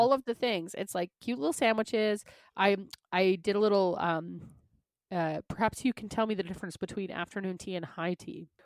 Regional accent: Canada; accent: Canadian; I'm from Canada

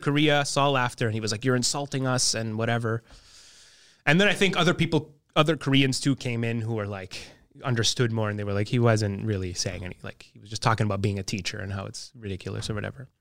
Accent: Montreal, Quebec, Canada; also born or lived in NDG, Montreal; growing up in the West Island

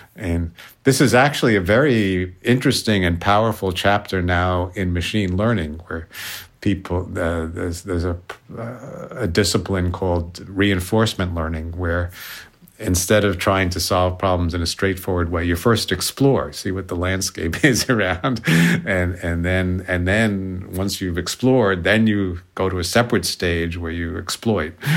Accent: New York City, New York, United States; I grew up in New York City

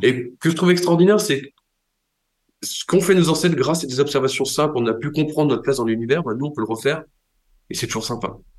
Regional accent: Brittany, France; quand j'ai grandi en Bretagne

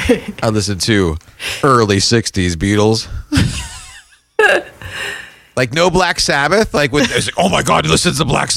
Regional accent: New Jersey, United States; moved away; also born or lived in Boston; I lived in Boston for a while, and I wasn't ever a big fan, and I lived there, and being harassed because I was from New Jersey

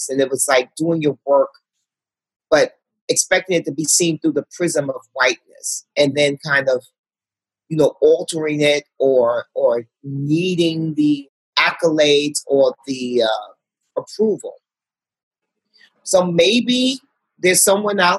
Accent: Harlem, New York, United States; I'm from Harlem. Women with great bodies walk around all day long in my community.

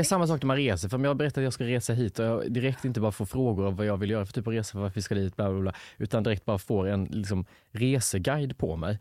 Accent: Lanna, Jönköping County, Sweden; now in Stockholm, Sweden; Jag kommer inte ens från Värnamo, jag kommer från Lanna, en by utanför där det bor typ 400 invånare

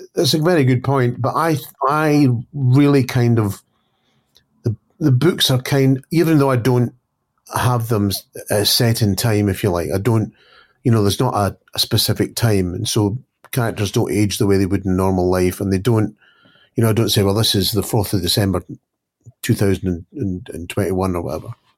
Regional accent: Scotland, United Kingdom; I'm always referred to as a Scottish crime writer.

